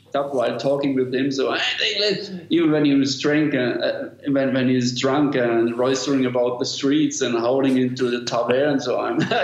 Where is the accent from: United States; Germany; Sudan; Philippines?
Germany; English is a second language; I'm from Germany.